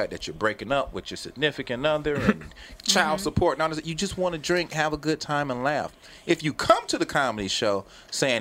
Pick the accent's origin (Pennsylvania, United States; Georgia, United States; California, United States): Georgia, United States; I'm from Georgia